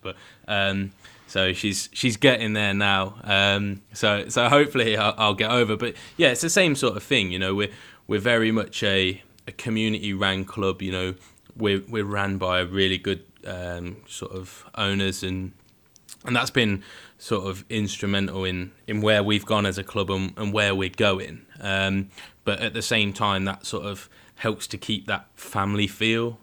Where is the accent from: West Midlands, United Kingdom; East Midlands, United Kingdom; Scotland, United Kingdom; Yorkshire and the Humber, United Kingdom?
East Midlands, United Kingdom; Leicestershire; I'm from Leicestershire